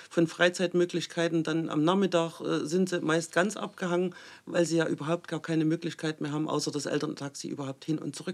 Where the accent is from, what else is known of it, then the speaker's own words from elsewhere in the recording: Saxony, Germany; Ich komme aus dem Landkreis Mittelsachsen. Wir sind ein sehr ländlich geprägter Raum. Ich selber wohne in Flöhr, Mittelzentrum.